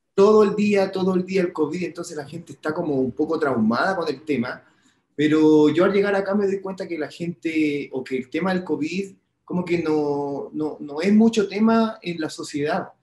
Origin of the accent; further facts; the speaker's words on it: Chile; now in Mexico; todo mi pueblo chileno